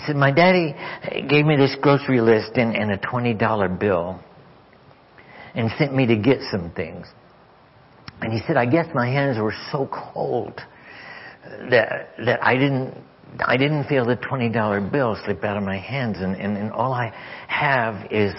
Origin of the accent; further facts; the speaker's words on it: Arkansas, United States; I'm from Arkansas